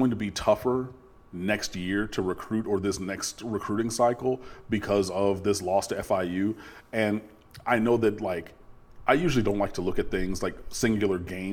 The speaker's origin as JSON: {"language": "English", "town": "Detroit", "region": "Michigan", "country": "United States", "moved": "yes", "said": "I'm from Detroit, so I have family and friends who went to Michigan and Michigan State"}